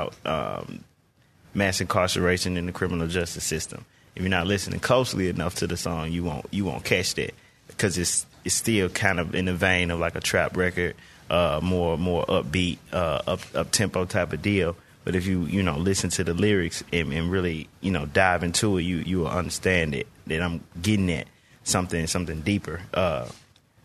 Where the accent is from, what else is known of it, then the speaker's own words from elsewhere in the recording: Memphis, Tennessee, United States; Midtown Mosque opened up literally like around the corner from my childhood home